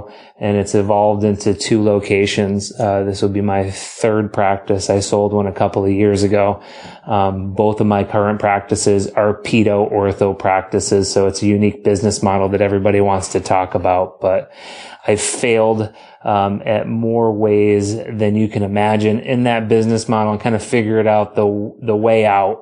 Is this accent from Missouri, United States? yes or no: no; Boston, Massachusetts, United States; moved away as an adult; also born or lived in Illinois; as a Boston kid, if you can not hear it in my accent, it's because I hide it amazingly well.